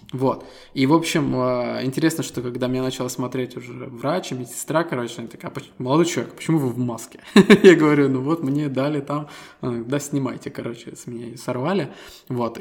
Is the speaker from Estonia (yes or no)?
yes; Estonia; Мы ребята из Эстонии